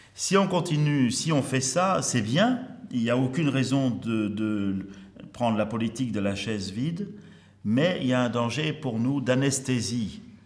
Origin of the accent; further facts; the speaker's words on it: Marseille, Provence-Alpes-Côte d'Azur, France; also born or lived in Algeria; je suis à Marseille depuis 1966, quand mes parents sont. Euh, j'arrivais avec mes parents, mais je suis né en Afrique, en Afrique du Nord, en Algérie, du temps où l'Algérie était française